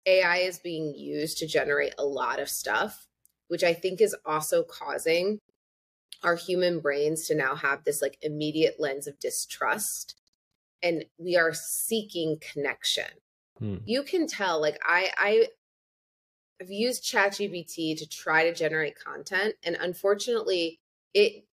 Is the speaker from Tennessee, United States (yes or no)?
no; Peoria, Illinois, United States; I'm from Peoria, Illinois.